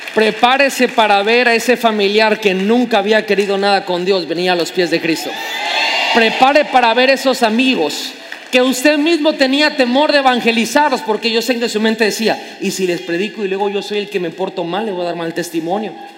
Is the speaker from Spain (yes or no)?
no; Tabasco, Mexico; como buen tabasqueño chismosísimo